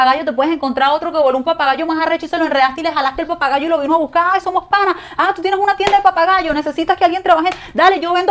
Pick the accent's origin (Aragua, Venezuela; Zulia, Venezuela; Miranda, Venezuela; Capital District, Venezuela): Miranda, Venezuela; Petare; born there; por lo menos yo nací en Petare